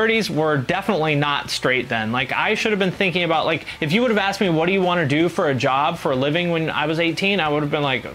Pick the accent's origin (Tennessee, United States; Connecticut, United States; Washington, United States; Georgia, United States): Washington, United States; Seattle; moved away as an adult; also born or lived in Cleveland; When I was 18, I moved from Seattle, where I grew up, like in the Seattle area, to Cleveland